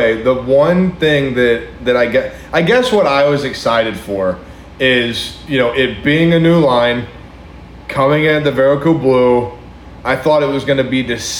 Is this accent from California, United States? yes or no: no; Hawaii, United States; moved away; I grew up in Hawaii.